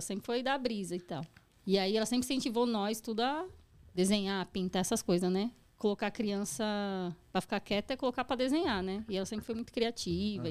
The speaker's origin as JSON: {"language": "Portuguese", "town": "São Bernardo do Campo", "region": "São Paulo", "country": "Brazil", "tie": "born or raised there", "said": "eu sou do bairro Assunção ali"}